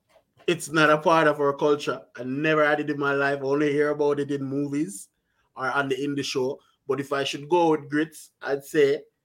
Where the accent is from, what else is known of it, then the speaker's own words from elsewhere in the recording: Jamaica; I'm Jamaican, you know, so our lingo doesn't even have any of those.